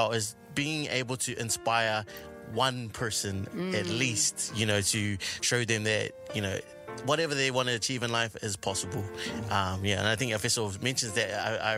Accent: Alofi, Niue; I'm from Alofi

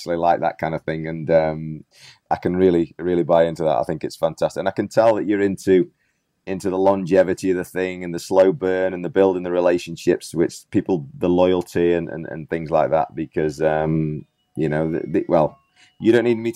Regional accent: England, United Kingdom; moved away; when I was a young kid back in England

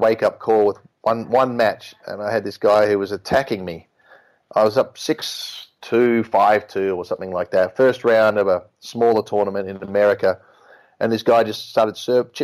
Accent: Melbourne, Victoria, Australia; moved away as an adult; now in Europe; I grew up in Melbourne

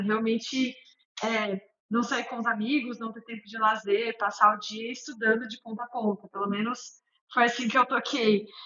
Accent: São José dos Campos, São Paulo, Brazil; moved away as an adult; also born or lived in United States; sou joseense lá, lá da minha terra, São José dos Campos

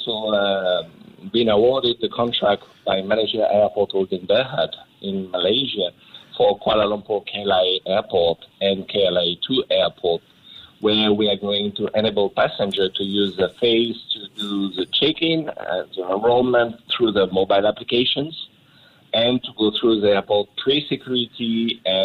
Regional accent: France; moved away as an adult; now in Asia; I'm originally from France. Mm-hmm. And I moved 25 years back to Asia

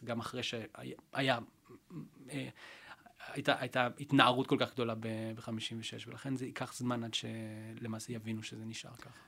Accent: Israel; אנחנו כישראלים

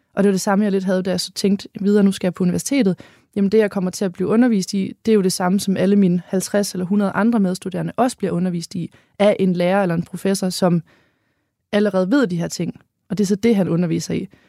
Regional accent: Holstebro, Central Denmark Region, Denmark; accent: North Jutlandic; now in Hanstholm, Denmark; jeg er født i Midtjylland, i Holstebro, på en øh, kvægård, hvor begge mine forældre er økologiske landmænd.

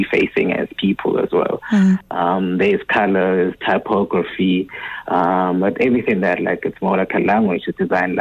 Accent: Tsakane, Gauteng, South Africa; also born or lived in Wattville, Ekurhuleni / Johannesburg; I was born in Watville, which is like a small township in Ekurhuleni. And then my family moved to Tsakane

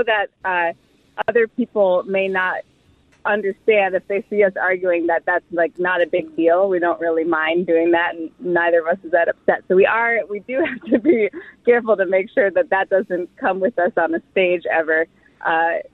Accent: Midwest, United States; we are both from the Midwest

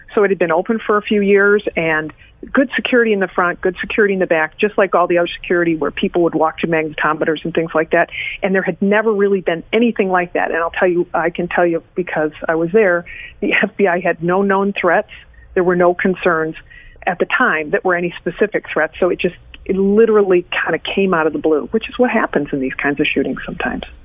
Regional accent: Detroit, Michigan, United States; moved away; also born or lived in Chicago / Milwaukee; I was born in Detroit

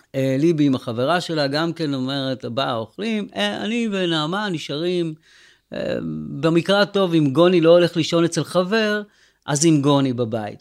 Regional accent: Sderot, Southern District, Israel; now in Netiv HaAsara, Israel; ובשדרות, אה, שזה ממש my hometown, כאילו זה עיר הולדתי

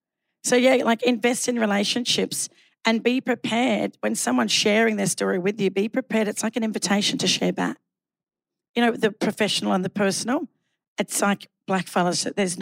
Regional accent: Sydney, New South Wales, Australia; an Aboriginal person from Redfern.

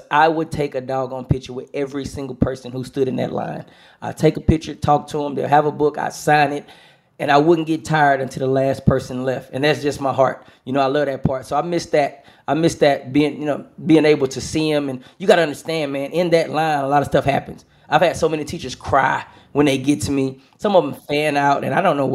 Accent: Houston, Texas, United States; Smart Financial in Houston. My hometown, Smart Financial

